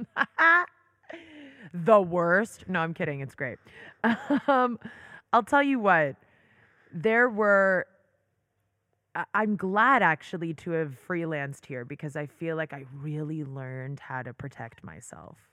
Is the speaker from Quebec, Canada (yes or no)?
no; Toronto, Ontario, Canada; moved away as an adult; also born or lived in New York; now in Israel; I loved growing up in Toronto.